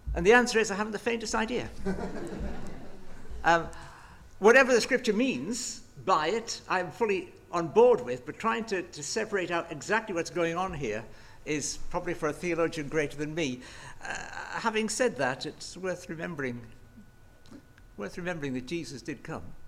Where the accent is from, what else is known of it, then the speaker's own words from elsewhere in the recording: England, United Kingdom; I'm remarkably English